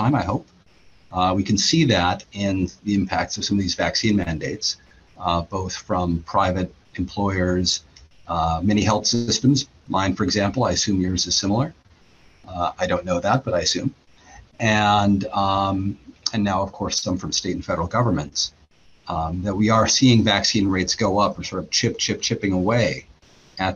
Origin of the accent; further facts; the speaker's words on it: Pacific Northwest, United States; I grew up in the Pacific Northwest